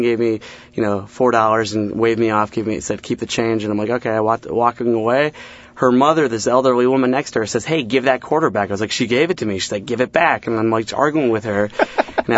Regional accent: Chicago, Illinois, United States; now in New York City area, United States; I'm from Chicago originally, born and raised. I was a vendor at Cubs games in Wrigley Field.

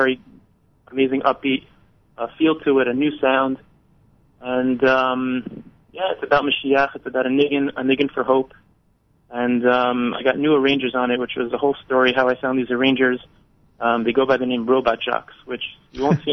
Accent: New York City, New York, United States; moved away as an adult; now in Israel; I'm originally from Staten Island, New York.

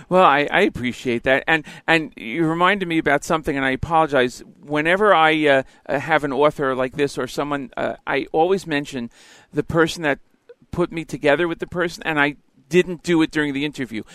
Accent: Elizabeth, New Jersey, United States; I'm from Elizabeth, New Jersey, grew up uh, here, and now back here living

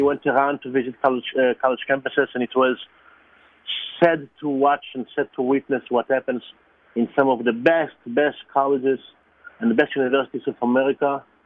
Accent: Israel; English is a second language; moved away; I was born in Israel, I'm Jewish

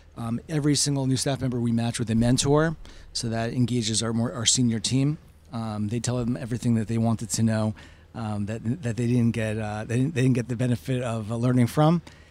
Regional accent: Boston, Massachusetts, United States; I'm from Boston, so.

